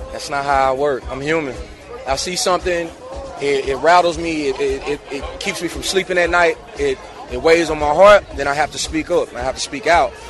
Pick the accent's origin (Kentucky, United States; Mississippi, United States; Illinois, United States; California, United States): Mississippi, United States; Meridian; I'm from Mississippi